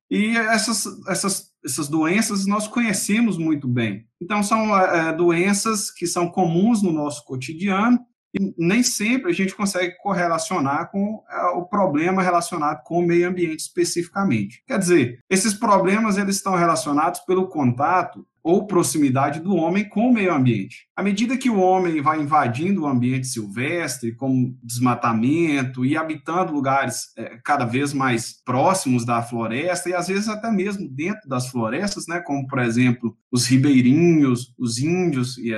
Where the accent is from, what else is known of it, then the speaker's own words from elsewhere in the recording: Goiás, Brazil; eu sou de Goiás, eu sou estudante aí do curso de Medicina. É, Goiás, gente, Goiás é a terra do piqui, terra boa.